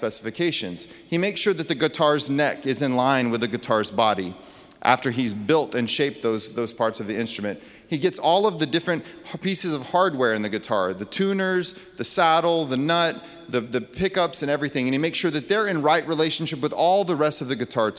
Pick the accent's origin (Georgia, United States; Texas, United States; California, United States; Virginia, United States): Texas, United States; I grew up in Texas